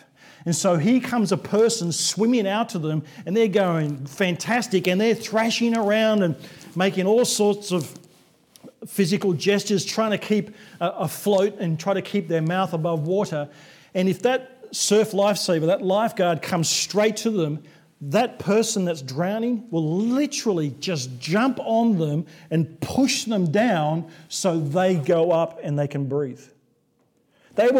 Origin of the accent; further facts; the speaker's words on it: Sydney, New South Wales, Australia; we came back to Sydney, my hometown